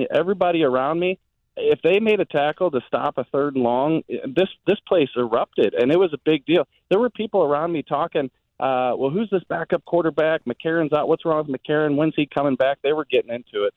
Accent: Jefferson County, Missouri, United States; I'm from Jefferson County

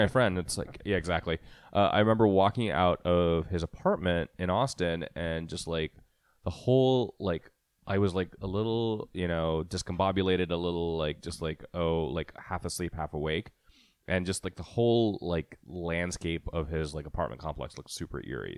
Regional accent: India; moved away; when I was growing up in India

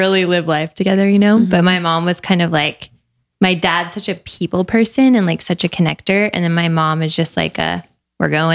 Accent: Dallas, Texas, United States; My dad was transferred to Dallas when we were two. So we grew up in Dallas

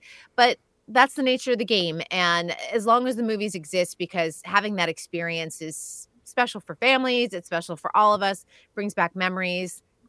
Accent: Massachusetts, United States; now in Los Angeles, United States; when I grew up in Massachusetts

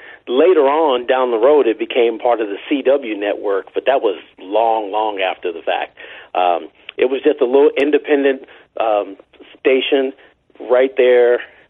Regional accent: St. Louis, Missouri, United States; also born or lived in Chicago; I was born in Chicago, but I grew up here in St. Louis

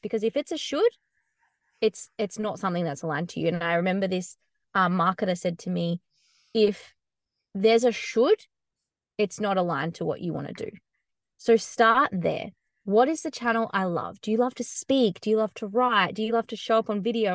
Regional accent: Australia; moved away; I have a bit of a different accent. I'm from Australia

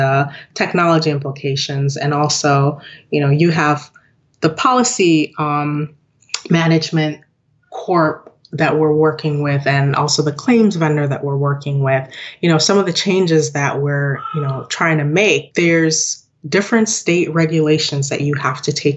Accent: Lockport, New York, United States; also born or lived in Jamaica; I grew up in Lockport, New York. Okay. It's about 30 minutes from Buffalo

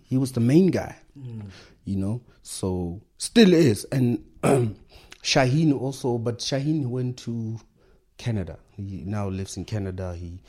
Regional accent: South Africa; Back then, as a South African rapper, imagine people were like, oh, Lama American.

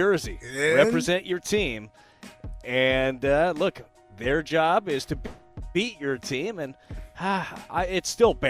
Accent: Las Vegas, Nevada, United States; now in St. Louis, United States; growing up in Las Vegas, now it's a booming sports city, but it wasn't when I was growing up

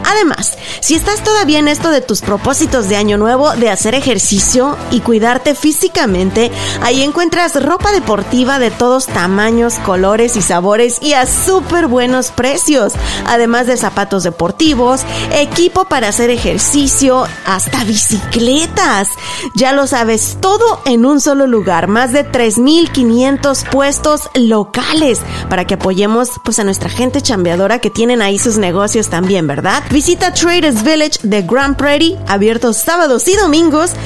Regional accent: Mexico; yo soy de México también, y yo soy de un pueblo donde no tenía ni para comer

